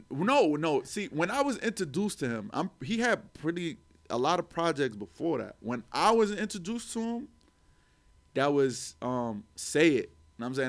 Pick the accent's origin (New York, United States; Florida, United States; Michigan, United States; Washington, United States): New York, United States; New York City; growing up in Harlem